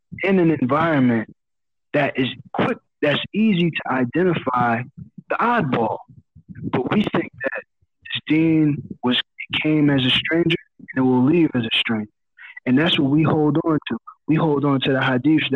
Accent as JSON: {"language": "English", "country": "United States", "said": "as an American Muslim"}